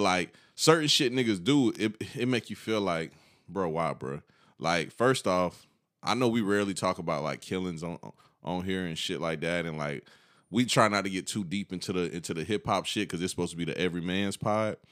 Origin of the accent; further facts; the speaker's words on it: Columbia County, Georgia, United States; growing up in Columbia County